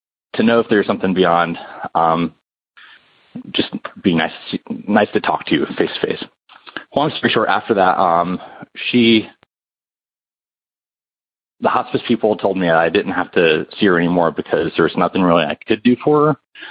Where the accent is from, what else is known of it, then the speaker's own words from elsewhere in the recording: North Carolina, United States; I'm from North Carolina